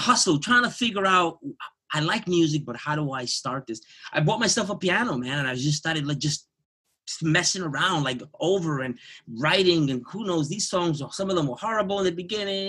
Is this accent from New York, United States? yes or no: yes; New York City, New York, United States; I'm born and raised in Jamaica, Queens